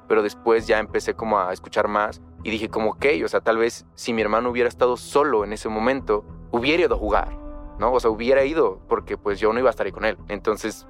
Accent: Chiapas, Mexico; Soy de un pueblo en Chiapas, es un pueblo pequeño

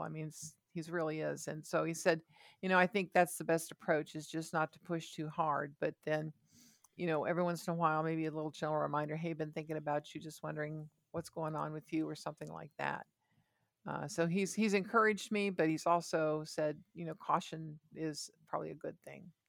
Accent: Ohio, United States; I was born in Ohio

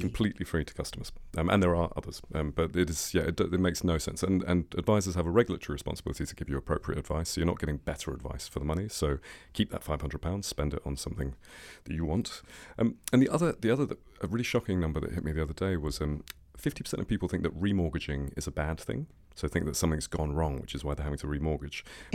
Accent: England, United Kingdom; I'm English

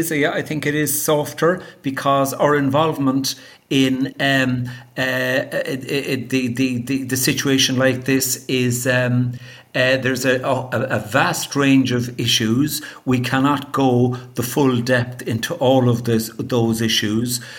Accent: Ireland; I'm an Irish lawyer, and for many years I was a government lawyer in Ireland, recently retired

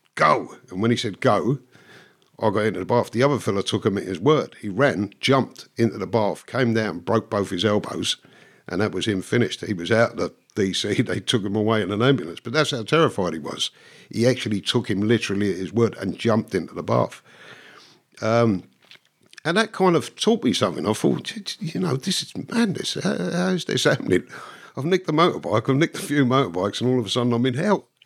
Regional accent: London, United Kingdom; moved away; I was born in London. My parents were Irish immigrants from Dublin.

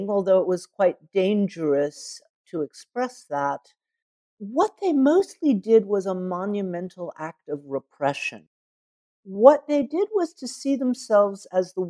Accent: Atlanta, Georgia, United States; moved away as an adult; now in Berlin, Germany; I was born in Atlanta

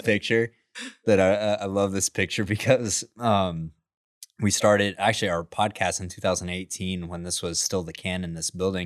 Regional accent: West Texas, United States; I grew up out in West Texas where I'm exposed to the oil field

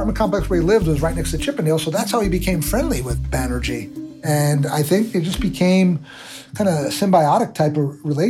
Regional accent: New York, United States; I'm from New York

